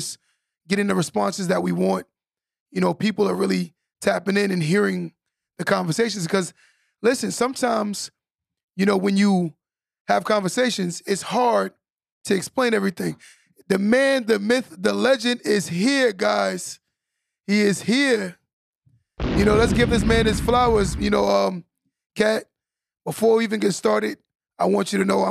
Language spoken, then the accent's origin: English; New York, United States; I'm from New York